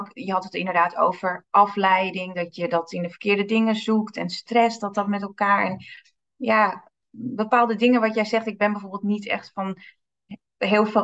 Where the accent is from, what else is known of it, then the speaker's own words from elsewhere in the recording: Amsterdam, North Holland, Netherlands; now in Diemen, Netherlands; Ik eh, ben geboren en getogen in Amsterdam. Ik woon in Diemen. Ik ben net 41 jaar geworden.